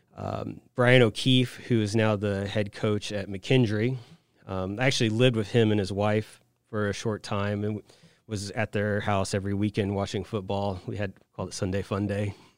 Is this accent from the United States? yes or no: yes; Saint Joseph, Missouri, United States; moved away as an adult; also born or lived in Wichita, Kansas / Dallas, Texas / Hong Kong; now in Quincy, United States; I'm from Saint Joseph, Missouri, originally, via Wichita, Kansas for college, then the Dallas, Texas area, and then Hong Kong, and then here.